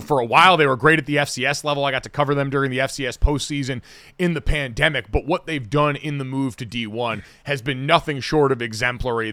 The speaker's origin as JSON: {"language": "English", "region": "Arizona", "country": "United States", "tie": "born or raised there", "moved": "yes", "said": "We grew up in Arizona."}